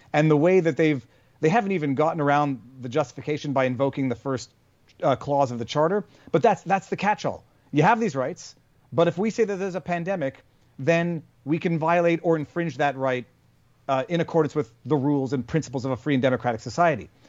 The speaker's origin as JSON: {"language": "English", "country": "Canada", "said": "I'm Canadian"}